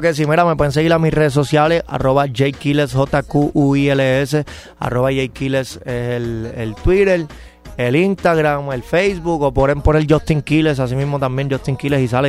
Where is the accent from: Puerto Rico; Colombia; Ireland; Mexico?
Puerto Rico; moved away as an adult; now in Miami, United States; Sí, yo soy boricua, pero boricua es puertorriqueño. Soy, de Puerto Rico, pero vivo en Miami